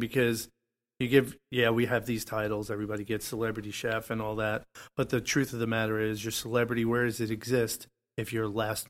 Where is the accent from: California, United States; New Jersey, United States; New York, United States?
New York, United States; moved away; also born or lived in Italy / Barcelona, Spain; So born and raised in New York, but spent many years in Italy. And my real foundation is actually Spain because I went to college there. and I studied languages.